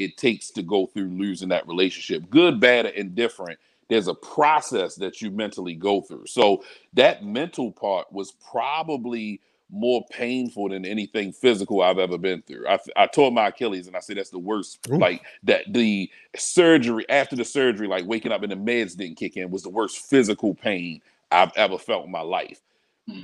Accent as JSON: {"language": "English", "town": "Baltimore", "region": "Maryland", "country": "United States", "tie": "born or raised there", "said": "I'm I'm born and raised in Baltimore. I'm I'm everything Baltimore, Northeast Baltimore."}